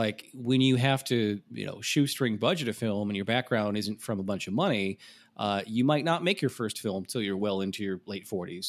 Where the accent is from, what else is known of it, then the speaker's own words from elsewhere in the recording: Midwest, United States; especially I know when you get poison ivy a lot growing up in the Midwest, you know what it looks like.